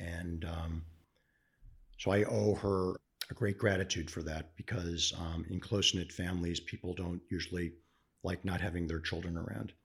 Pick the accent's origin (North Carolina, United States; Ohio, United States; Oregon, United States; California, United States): Ohio, United States; Cleveland; Born and raised in Cleveland, Ohio